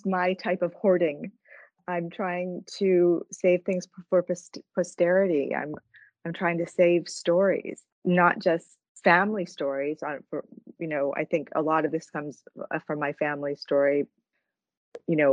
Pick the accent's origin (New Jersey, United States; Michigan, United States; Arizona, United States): New Jersey, United States; I grew up in New Jersey, but my parents came there from Canada